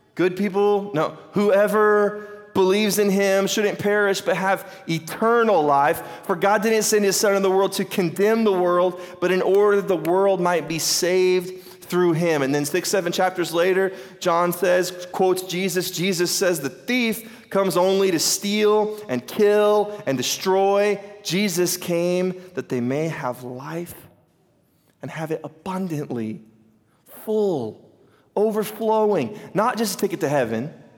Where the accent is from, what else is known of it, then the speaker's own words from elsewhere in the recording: United States; I'm from Carter County, we call them four wheelers